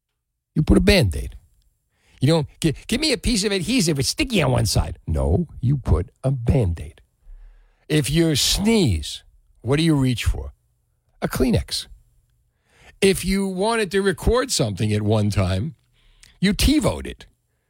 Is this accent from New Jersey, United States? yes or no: yes; Union City, New Jersey, United States; For me, growing up in Union City, we had Taylor ham.